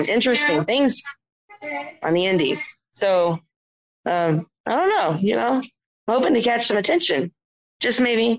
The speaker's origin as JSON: {"language": "English", "region": "the South", "country": "United States", "tie": "born or raised there", "accent": "Southern drawl", "said": "I was raised in the South."}